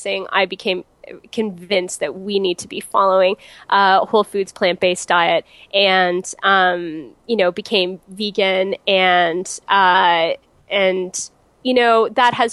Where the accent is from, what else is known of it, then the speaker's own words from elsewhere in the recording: Canada; also born or lived in United States; now in Toronto, Canada; I'm Canadian